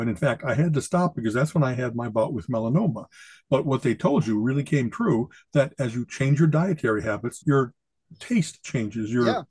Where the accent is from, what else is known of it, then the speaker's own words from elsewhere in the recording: Chicago, Illinois, United States; because I came from Chicago, I never had a chance to try whatever the kind of Cleveland local stuff is.